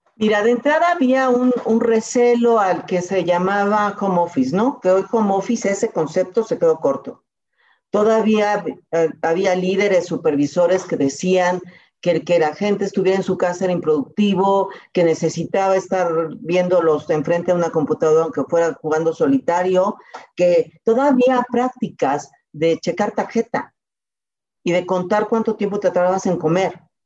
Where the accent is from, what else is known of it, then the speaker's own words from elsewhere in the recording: Mexico; soy mexicana